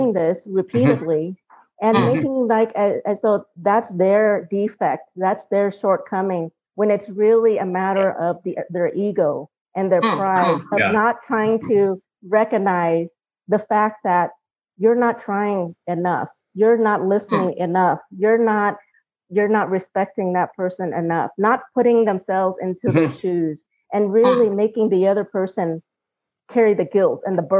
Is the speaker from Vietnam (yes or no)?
yes; Vietnam; English is a second language; now in Colorado, United States